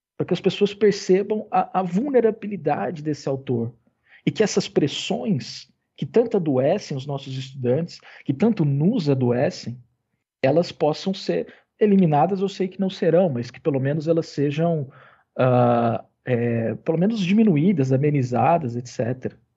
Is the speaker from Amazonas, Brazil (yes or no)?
no; Uberaba, Minas Gerais, Brazil; lá em Uberaba, de onde eu sou